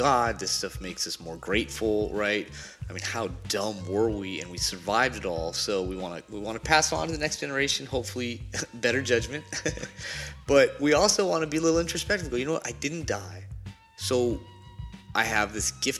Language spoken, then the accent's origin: English; Riverside, California, United States; I grew up. This was Riverside, California